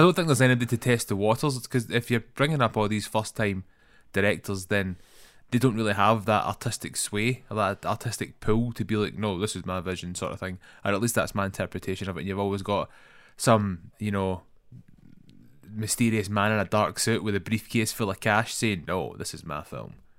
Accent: Scotland, United Kingdom; accent: Scottish; That's my most Scottish accent. I think, I don't know if I can get any more Scottish than mine.

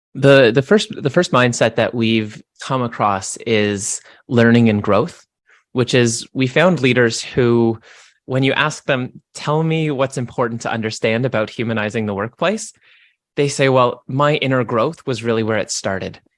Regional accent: Canada; I'm Canadian

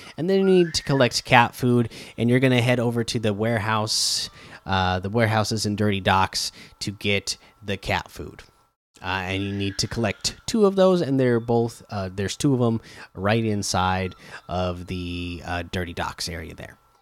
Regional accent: Oregon coast, United States; I grew up in Oregon on the coast

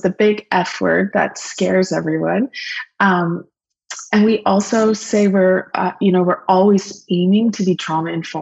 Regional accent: Lambton County, Ontario, Canada; also born or lived in Guelph / Germany; I am rural born. I grew up in Lambton County.

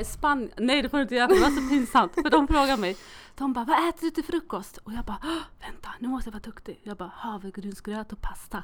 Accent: Molkom, Värmland, Sweden; jag är född i Molkom

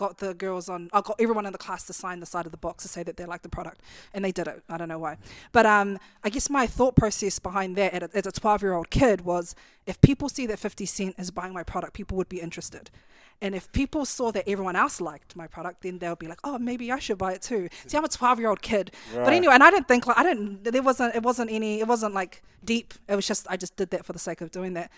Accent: Christchurch, Canterbury, New Zealand; growing up in Christchurch

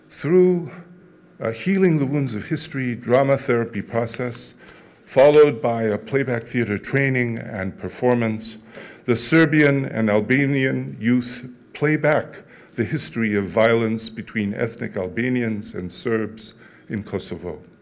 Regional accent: France; born there; I was born in France to two Auschwitz survivors and resistance fighters who had managed to survive unspeakable trauma with their dignity intact.

